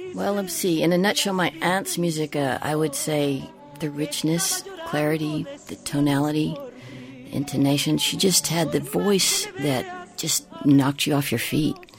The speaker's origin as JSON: {"language": "English", "area": "Tejana", "region": "Texas", "country": "United States", "said": "I am, you know, a Tejana, I am a Latina, I am an American."}